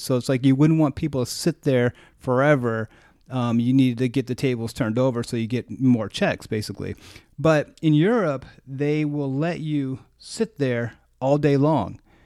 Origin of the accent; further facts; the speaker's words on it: United States; I was, like, American